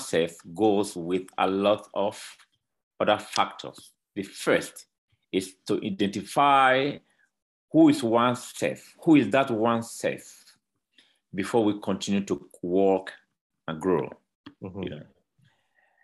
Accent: Edo, Nigeria; now in Mexico; Originally, I'm a Nigerian. I was born in Edo State, in Nigeria

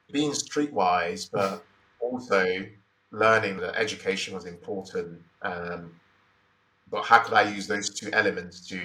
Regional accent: Nigeria; also born or lived in Imo State / Lagos State; So I I grew up in Nigeria

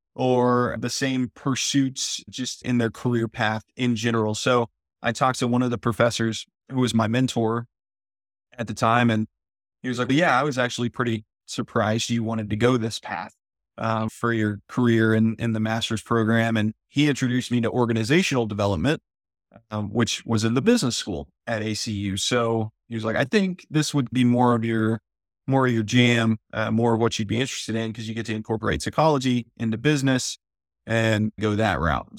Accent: El Campo, Texas, United States; growing up in El Campo, Texas, a town of about ten thousand people, and actually, I grew up on one hundred twenty-five acres out there in a smaller town called Luis, Texas

